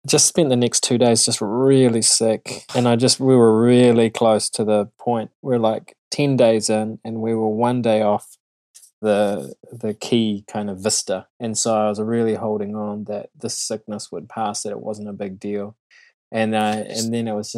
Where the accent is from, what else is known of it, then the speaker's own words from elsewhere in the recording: New Zealand; I'm such a Kiwi